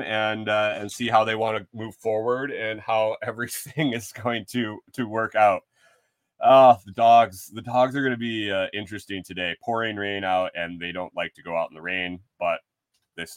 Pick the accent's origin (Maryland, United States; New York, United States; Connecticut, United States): New York, United States; Western; moved away; Growing up in Western New York, around all the wineries in the Finger Lakes region